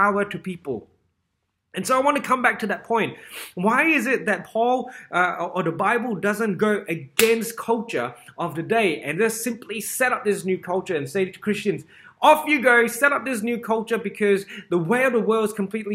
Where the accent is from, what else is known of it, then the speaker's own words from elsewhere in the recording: Singapore; growing up in Singapore